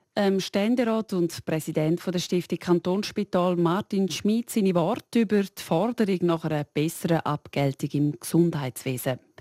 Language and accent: German; Switzerland; bei uns in der Schweiz